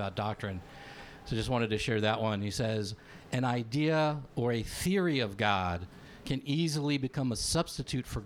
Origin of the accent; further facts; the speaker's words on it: Greensboro, North Carolina, United States; I'm from Greensboro, North Carolina